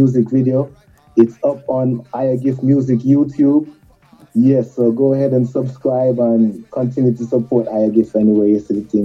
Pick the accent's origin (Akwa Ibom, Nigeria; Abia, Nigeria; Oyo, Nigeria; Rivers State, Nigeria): Oyo, Nigeria; Ibadan; now in Kingston, Jamaica; Growing up in Ibadan